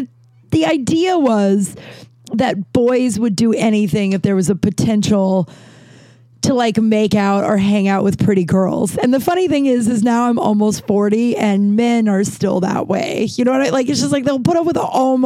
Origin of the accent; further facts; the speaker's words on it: Littleton, Colorado, United States; We grew up in Littleton, which was like a suburb of Denver